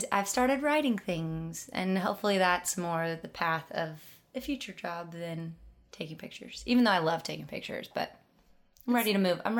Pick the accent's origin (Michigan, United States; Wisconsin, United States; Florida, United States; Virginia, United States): Wisconsin, United States; now in Nashville, United States; I'm originally from Wisconsin, but I've lived in Nashville for 10 years.